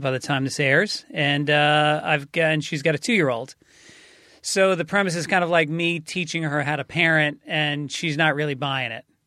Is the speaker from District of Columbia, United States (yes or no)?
no; New York, United States; now in California, United States; I'm a New Yorker